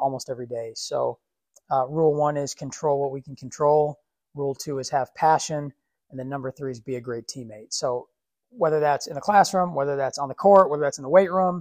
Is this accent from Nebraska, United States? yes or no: no; Minneapolis, Minnesota, United States; also born or lived in Richfield, Minnesota; Minneapolis, South Minneapolis. Grew up on 4852 Clinton Ave.